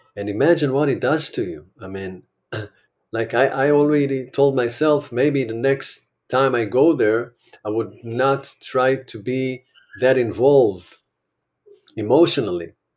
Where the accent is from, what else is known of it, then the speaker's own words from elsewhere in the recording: Israel; I'm an Israeli